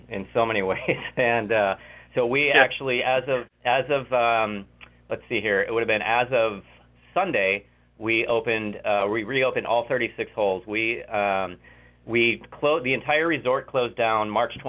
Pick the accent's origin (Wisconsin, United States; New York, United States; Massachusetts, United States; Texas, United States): Wisconsin, United States; moved away; I grew up in Wisconsin, and I started caddying at the local private club when I was 13 years old